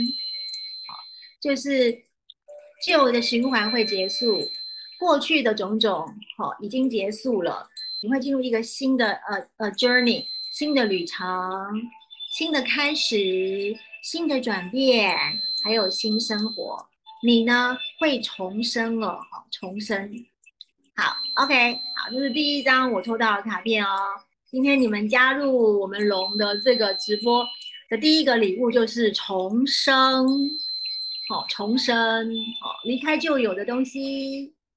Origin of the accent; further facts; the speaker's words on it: Taiwan; 我是台湾的，呃，教导灵性课程的老师